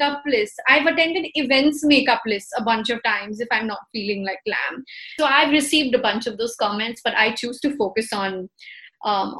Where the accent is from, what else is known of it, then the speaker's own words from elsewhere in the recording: India; We're Indian